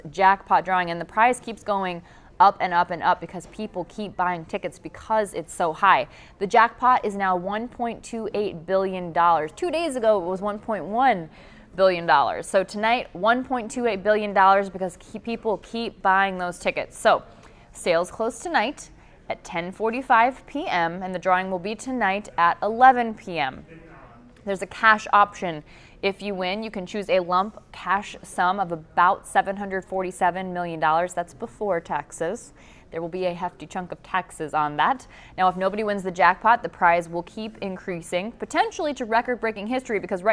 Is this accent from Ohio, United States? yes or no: yes; Canton, Ohio, United States; in Canton, in my hometown